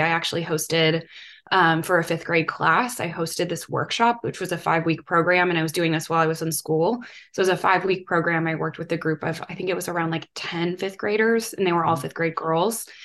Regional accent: Mequon, Wisconsin, United States; moved away as an adult; also born or lived in Georgia; I grew up outside of Milwaukee in a town called Mequon, and I was born and raised, like literally lived in the same house my whole life

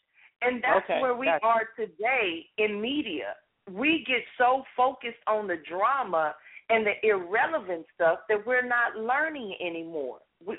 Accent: Los Angeles, California, United States; I share my story of the background that I had growing up in South Central L.A. and some of the things that I've been through as a child.

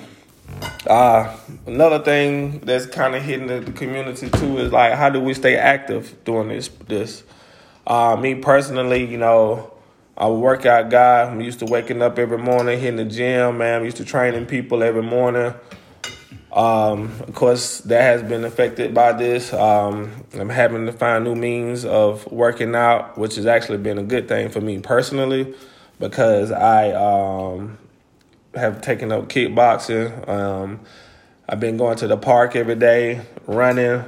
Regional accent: Greenville, Alabama, United States; moved away; my hometown of Greenville

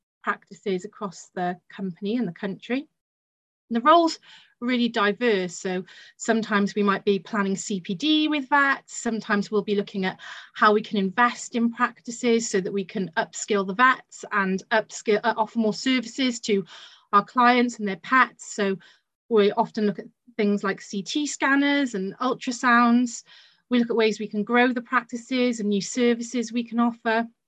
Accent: Barry, Wales, United Kingdom; also born or lived in Bristol; I come from Barry Island, which is the home of Gavin and Stacey.

